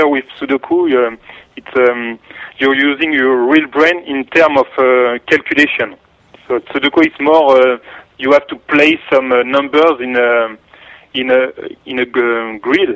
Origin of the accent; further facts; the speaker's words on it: Paris, Île-de-France, France; English is a second language; I have a strong accent, so you can hear that I'm from Paris.